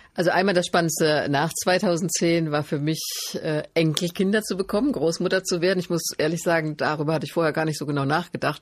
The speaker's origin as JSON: {"language": "German", "town": "Stadtallendorf", "region": "Hesse", "country": "Germany", "tie": "born or raised there", "also_born_or_lived": "Marburg", "said": "ich bin in Stadt Allendorf groß geworden, bin in Marburg zur Schule gegangen"}